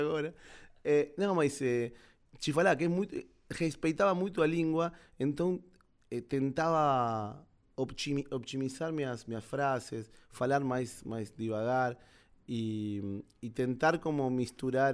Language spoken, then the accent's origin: Portuguese; Argentina; Portuguese is a second language; moved away as an adult; now in Brazil; sou argentino.